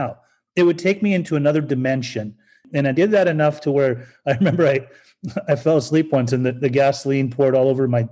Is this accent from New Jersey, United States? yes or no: no; Salt Lake City, Utah, United States; also born or lived in Germany; I'm Persian. I was born in Germany and raised in Salt Lake City, Utah